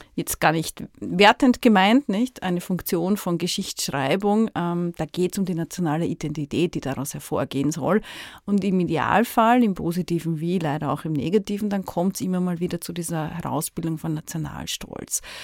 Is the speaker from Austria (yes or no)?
yes; Vienna, Austria; Ich spreche jetzt hier sehr als Wienerin